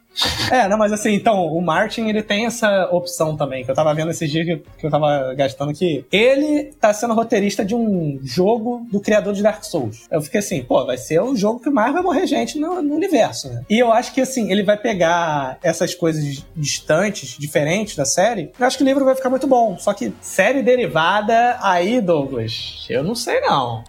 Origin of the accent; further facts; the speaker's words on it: Brazil; a gente como brasileiro